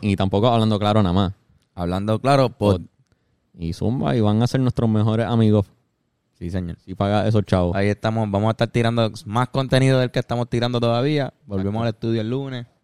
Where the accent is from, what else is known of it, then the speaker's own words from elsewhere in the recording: Puerto Rico; Nosotros como puertorriqueños